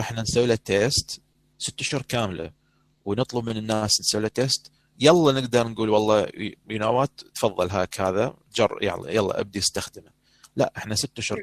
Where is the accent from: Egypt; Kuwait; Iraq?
Iraq; accent: Iraqi dialect; احنا بدنا نحكي هسه لغه عربيه تحديدا لكنه او اللهجه العراقيه